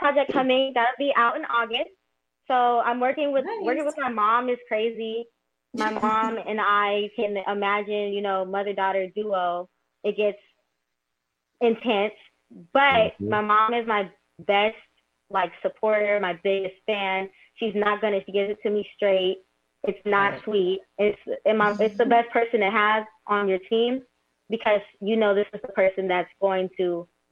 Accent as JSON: {"language": "English", "region": "California", "country": "United States", "said": "I'm from California as well."}